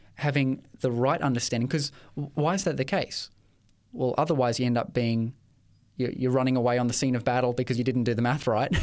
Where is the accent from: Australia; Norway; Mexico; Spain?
Australia; Ipswich, Queensland; I grew up in Ipswich